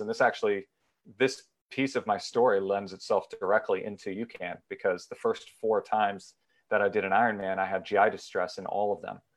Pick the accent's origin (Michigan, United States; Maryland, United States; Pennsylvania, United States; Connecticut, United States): Connecticut, United States; Danbury; now in Summit, United States; I'm originally from Danbury, Connecticut. I now live in Summit, New Jersey